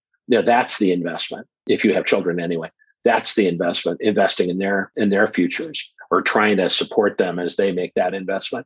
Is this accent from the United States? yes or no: yes; Omaha, Nebraska, United States; I'm from Omaha, Nebraska